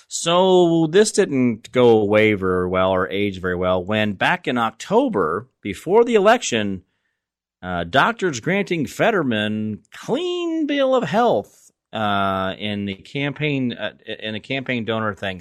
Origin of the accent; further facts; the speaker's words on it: Phoenix, Arizona, United States; moved away as an adult; also born or lived in Kansas; I grew up in Phoenix as a young man, and I was born there, and I lived most of my adult life i, in Arizona, I mean, in Kansas